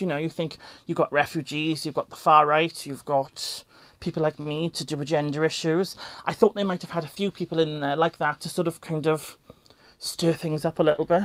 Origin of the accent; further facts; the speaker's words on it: South Wales, United Kingdom; I'm from South Wales